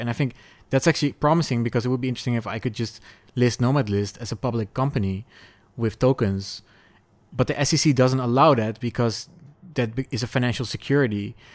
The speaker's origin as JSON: {"language": "English", "country": "Netherlands", "also_born_or_lived": "Portugal", "moved": "yes", "said": "I was a Dutch person in Portugal"}